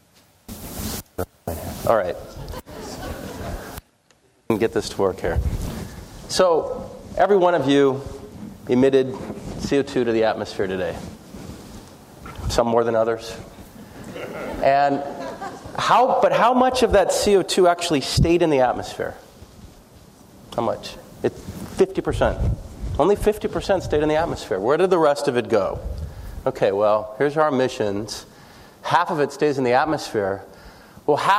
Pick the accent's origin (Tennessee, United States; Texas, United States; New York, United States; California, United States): California, United States; Santa Cruz; moved away as an adult; now in New Orleans, United States; I'm from California. I grew up in Santa Cruz.